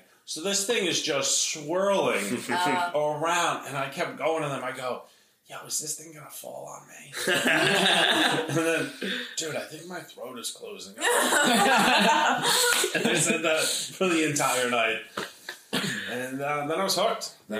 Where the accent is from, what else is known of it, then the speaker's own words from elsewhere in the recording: New Paltz, New York, United States; New Paltz.